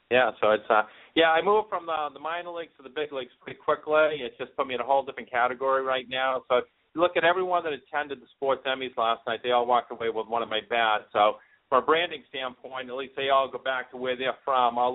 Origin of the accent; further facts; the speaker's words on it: Boston, Massachusetts, United States; accent: thick Boston; I'm from Boston, so I apologize up front if uh, I have that thick Boston accent.